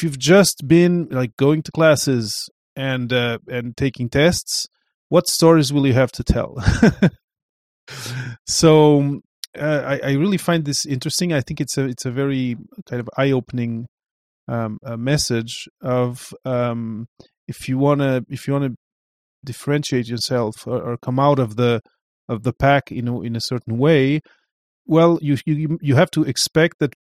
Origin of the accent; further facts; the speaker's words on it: Portugal; moved away; I come from Portugal